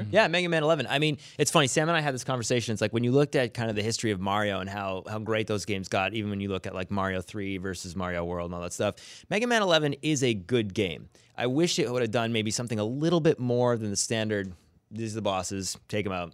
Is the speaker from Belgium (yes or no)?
no; Canada; I'm Canadian